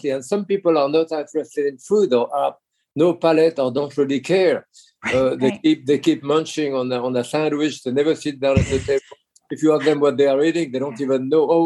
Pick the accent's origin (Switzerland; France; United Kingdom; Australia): France; accent: Connecticut; English is a second language; now in United States; Uh, I'm certainly much more American now than French. Oh, and wow. my accent is more Connecticut than New York, of course.